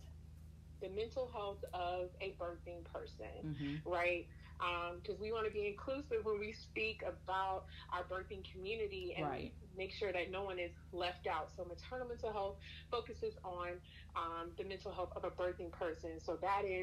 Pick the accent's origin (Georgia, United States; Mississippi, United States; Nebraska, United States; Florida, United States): Georgia, United States; Savannah; now in Atlanta, United States; I'm originally from Savannah